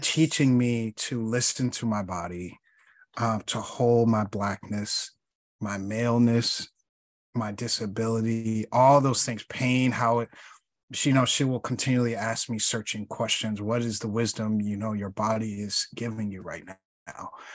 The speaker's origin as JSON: {"language": "English", "town": "Chicago", "region": "Illinois", "country": "United States", "said": "I'm from Chicago"}